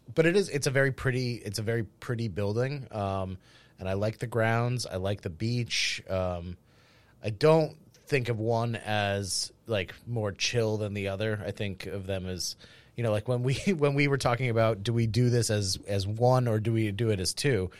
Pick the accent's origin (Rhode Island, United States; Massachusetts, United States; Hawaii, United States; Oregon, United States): Rhode Island, United States; New England; I grew up in it